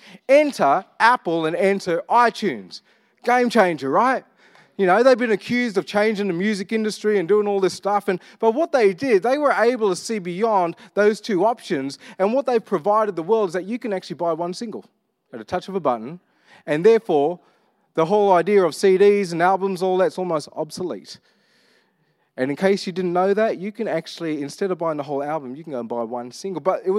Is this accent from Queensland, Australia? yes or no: no; Armidale, New South Wales, Australia; because I grew up with the influences of my cousins, I grew up in Armidale, but really loved R&B.